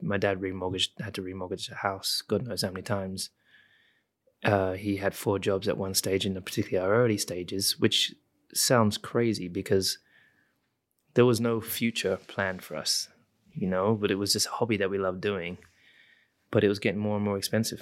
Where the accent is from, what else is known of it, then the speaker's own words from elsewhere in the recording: United Kingdom; I am British